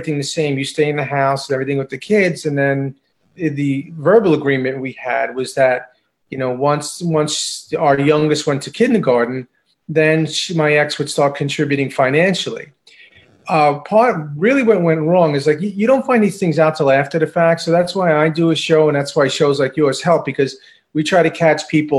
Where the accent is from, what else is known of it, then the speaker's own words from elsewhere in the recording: Long Island, New York, United States; I'm from Long Island. I'm Long Island native.